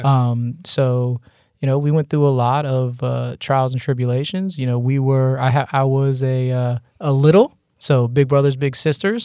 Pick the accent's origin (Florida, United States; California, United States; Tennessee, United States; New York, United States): Florida, United States; Margate; moved away as an adult; also born or lived in Hollywood, Florida; now in Tallahassee, United States; I grew up in Margate, Coral Springs, North Lauderdale